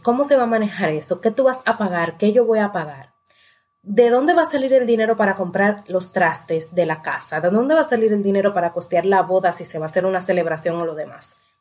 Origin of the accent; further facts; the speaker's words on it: La Romana, Dominican Republic; yo soy de la Romana